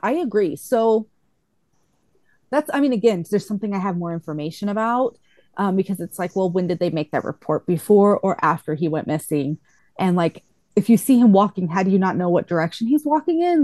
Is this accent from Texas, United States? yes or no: yes; Texas, United States; I grew up in Texas